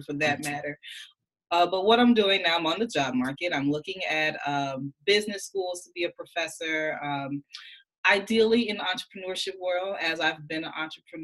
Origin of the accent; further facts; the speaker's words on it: Birmingham, Alabama, United States; moved away as an adult; also born or lived in Nashville, Tennessee; now in Indiana, United States; if my accent didn't give it away, I am a proud Birmingham native, Birmingham, Alabama.